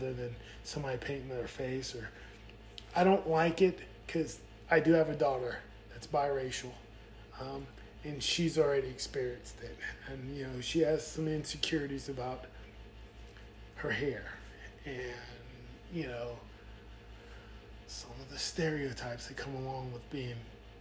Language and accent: English; Kings Bay, Georgia, United States; growing up down here in the South, I relate a little bit more with country music